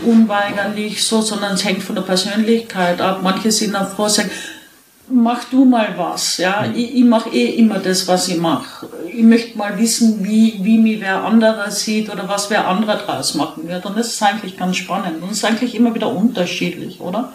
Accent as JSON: {"language": "German", "region": "East Tyrol", "country": "Austria", "tie": "born or raised there", "said": "ich bin in Osttirol aufgewachsen"}